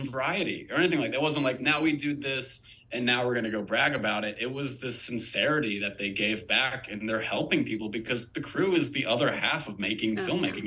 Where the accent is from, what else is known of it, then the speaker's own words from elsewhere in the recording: Wilmington, North Carolina, United States; moved away; I'm from Wilmington, North Carolina originally